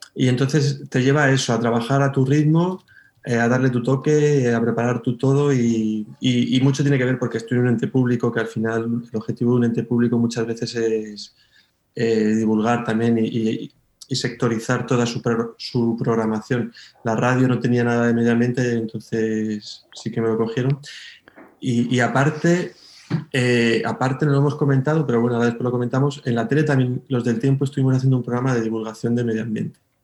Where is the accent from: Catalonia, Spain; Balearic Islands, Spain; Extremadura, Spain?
Extremadura, Spain; Moraleja; also born or lived in Madrid; now in Mérida, Spain; yo soy de la Sierra de Gata, del norte de Cáceres